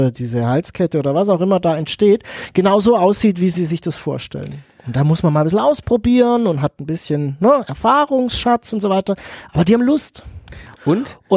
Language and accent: German; Pforzheim, Baden-Württemberg, Germany; Ich komme aus Pforzheim, hier haben wir ganz viele Goldschmiede, oh, ne?